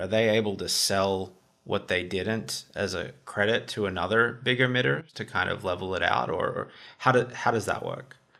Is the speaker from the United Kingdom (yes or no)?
no; Australia; as an Australian